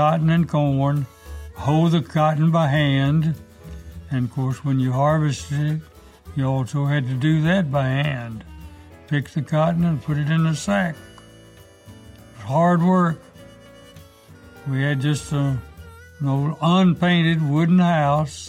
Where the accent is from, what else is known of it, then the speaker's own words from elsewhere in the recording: Carthage, Mississippi, United States; also born or lived in Rosedale, Mississippi; I was born near Carthage, Mississippi, July the 20th, 1919. So I grew up on a small farm